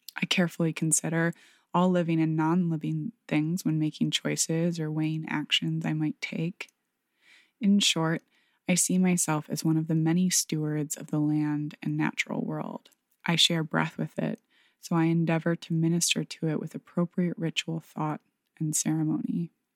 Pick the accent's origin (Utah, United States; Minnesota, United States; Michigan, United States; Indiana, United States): Michigan, United States; moved away; my hometown in Michigan